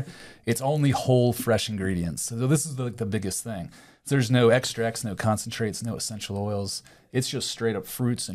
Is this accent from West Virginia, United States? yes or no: no; Maryland, United States; now in St. Petersburg, United States; No, actually, I'm from Maryland originally.